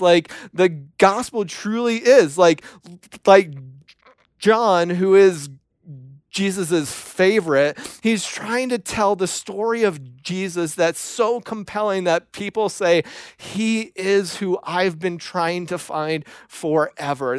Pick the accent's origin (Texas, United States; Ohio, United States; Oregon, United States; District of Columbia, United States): Ohio, United States; moved away as an adult; also born or lived in Tennessee; I was from Ohio